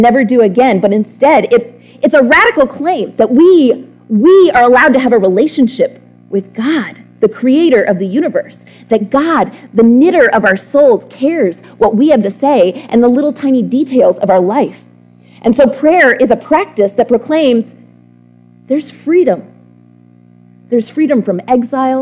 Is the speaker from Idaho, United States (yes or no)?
no; Texas, United States; I'm from Texas